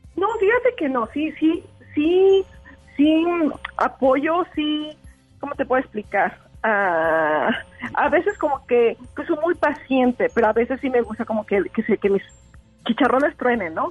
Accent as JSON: {"language": "Spanish", "country": "Mexico", "also_born_or_lived": "Canada", "moved": "yes", "lives_now": "Langley, Canada", "said": "Soy de México, de F viví ahí por muchísimos años y ahorita me encuentro aquí en Langley, en Canadá"}